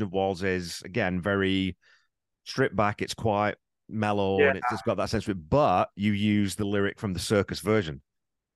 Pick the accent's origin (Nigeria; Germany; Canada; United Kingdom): United Kingdom; England; moved away; I grew up in England